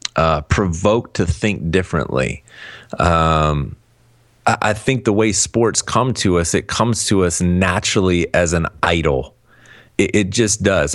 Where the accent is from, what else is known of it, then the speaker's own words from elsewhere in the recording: Cleveland, Ohio, United States; moved away; I'm from Cleveland originally